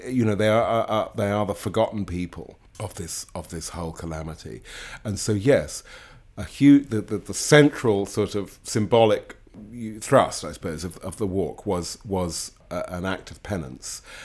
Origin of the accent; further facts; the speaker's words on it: United Kingdom; I'm a Brit